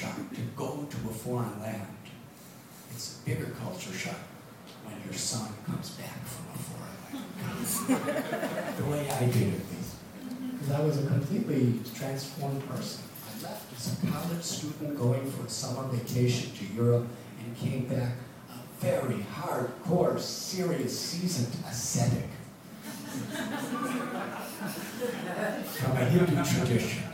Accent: Highland Park, Illinois, United States; moved away as an adult; also born or lived in Chicago; now in India; when you're brought up in the Midwest

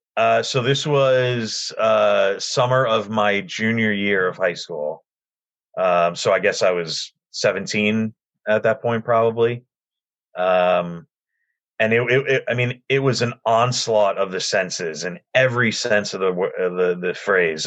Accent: Union County, New Jersey, United States; I grew up in Union County, which is only about a half hour away from uh, the ballpark

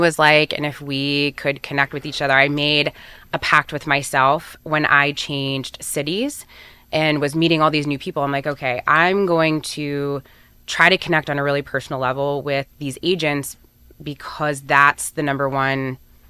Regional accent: Erie, Pennsylvania, United States; moved away; I grew up in Erie

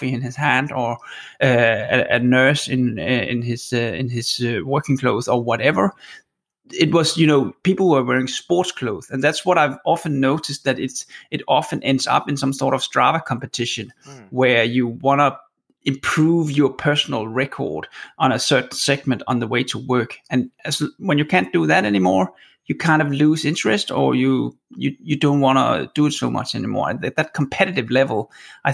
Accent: Copenhagen, Capital Region of Denmark, Denmark; moved away as an adult; now in Oslo, Norway; I'm Danish, and when I moved from Copenhagen to Oslo seven, eight years ago

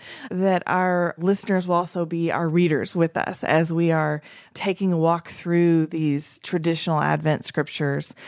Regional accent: East Tennessee, United States; I grew up in East Tennessee

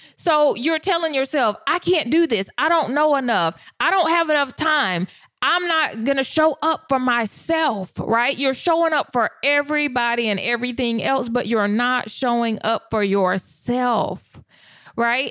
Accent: the South, United States; I was raised in the South

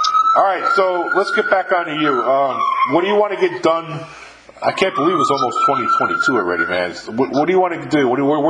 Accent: New York, United States; also born or lived in Virginia / California / Texas / Mississippi; I've lived in 5 states in my life. Born and raised in New York, I lived in Virginia, California, Texas and Mississippi.

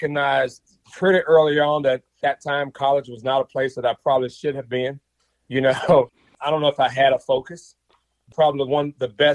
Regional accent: Mississippi, United States; moved away as an adult; I grew up in Mississippi in the late 70s, all of the 80s and in the early 90s.

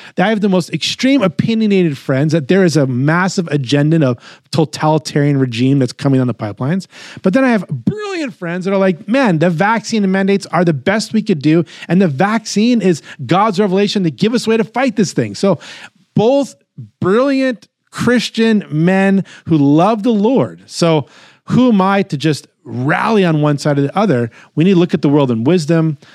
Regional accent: New York, United States; I am born and raised in New York. Uh, in my core, I'm a New Yorker.

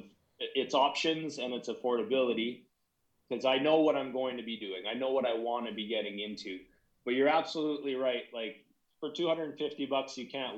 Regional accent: Canada; I'm from Canada

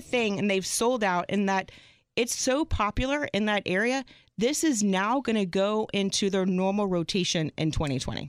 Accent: Arlington, Texas, United States; moved away; I'm originally from Arlington, Texas.

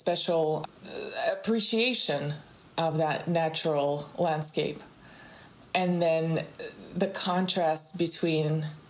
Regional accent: Moscow, Russia; now in Miami, United States; I grew up in Russia. I grew up in Moscow.

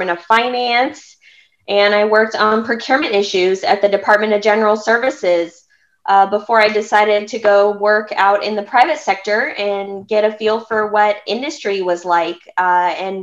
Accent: California, United States; I was born and raised in California

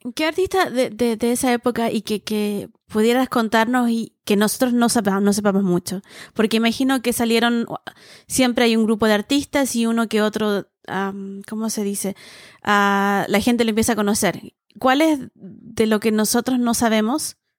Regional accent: Viña del Mar, Valparaíso, Chile; now in Santiago, Chile; crecí en, más provincia, en Viña

